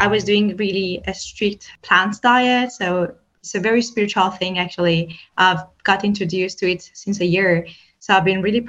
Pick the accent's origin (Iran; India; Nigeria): Iran; I come from Iran